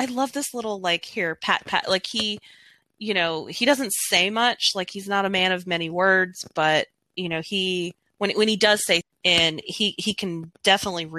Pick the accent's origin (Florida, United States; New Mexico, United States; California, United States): New Mexico, United States; I'm from New Mexico